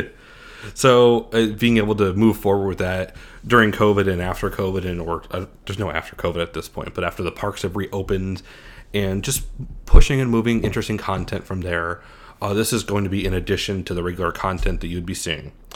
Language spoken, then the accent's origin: English; Scranton, Pennsylvania, United States; moved away; I'm originally from Scranton, Pennsylvania